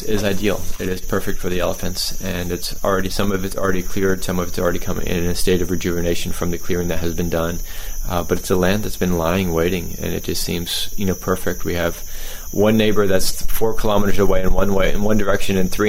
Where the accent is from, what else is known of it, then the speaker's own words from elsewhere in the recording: United States; moved away; as an American